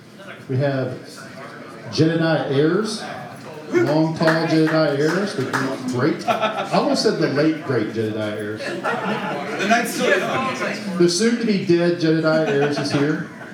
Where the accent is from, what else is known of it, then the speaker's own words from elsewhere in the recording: Arkansas, United States; moved away; So I'm originally from Arkansas.